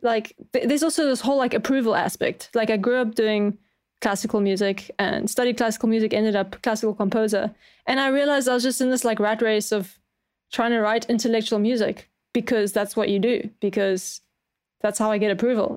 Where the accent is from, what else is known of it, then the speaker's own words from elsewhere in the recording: Cape Town, Western Cape, South Africa; I'm from Cape Town, which is, like, right at the bottom